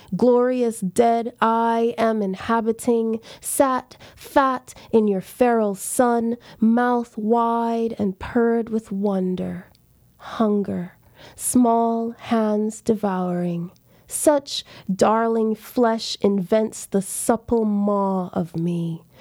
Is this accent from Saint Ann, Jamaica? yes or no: no; Montego Bay, Saint James, Jamaica; moved away as an adult; also born or lived in Charlottesville, Virginia / Los Angeles, California; I grew up in Jamaica, Rastafarian